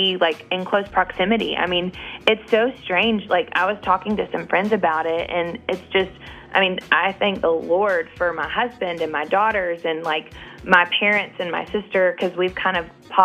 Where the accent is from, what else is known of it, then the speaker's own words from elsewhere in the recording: Nashville, Tennessee, United States; I'm born and raised in Nashville and walked up and down those streets my entire life